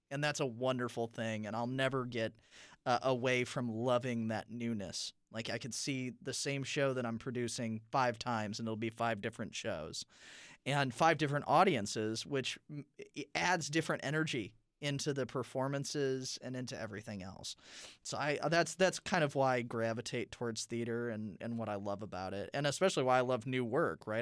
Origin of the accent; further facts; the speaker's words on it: South Bend, Indiana, United States; I'm from South Bend, Indiana